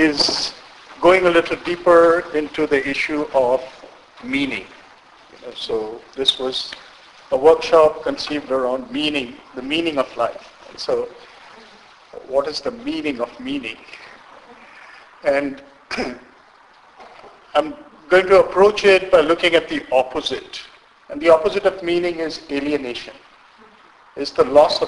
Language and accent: English; India; moved away; I was born in India. I'm Indian by birth and grew up in India and have very strong connections, roots with India.